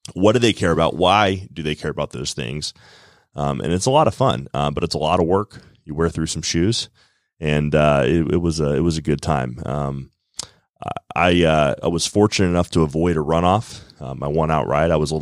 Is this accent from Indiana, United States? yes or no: no; Woodstock, Georgia, United States; I grew up in Woodstock